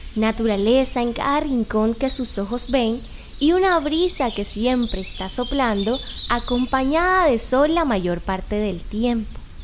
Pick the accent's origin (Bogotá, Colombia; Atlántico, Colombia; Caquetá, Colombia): Atlántico, Colombia; Malambo